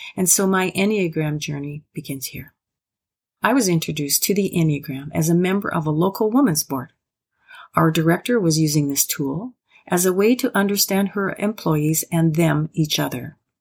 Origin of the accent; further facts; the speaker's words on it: Prairie Provinces, Canada; also born or lived in Athabasca, Alberta; proud to be a Canadian, born and raised in the Prairie Provinces, now residing in the small rural town called Athabasca in northern Alberta